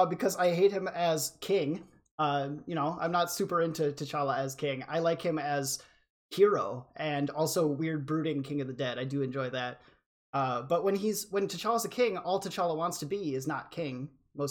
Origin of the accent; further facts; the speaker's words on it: Illinois, United States; we're from Illinois